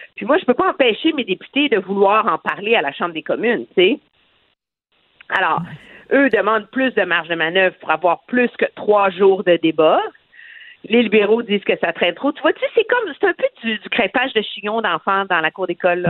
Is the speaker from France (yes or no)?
no; Quebec, Canada; chez nous au Québec